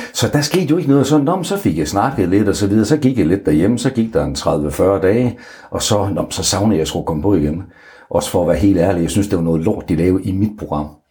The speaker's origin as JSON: {"language": "Danish", "town": "Aalborg", "region": "North Denmark Region", "country": "Denmark", "said": "hele min øh, tid i Aalborg, hvor jeg kommer fra"}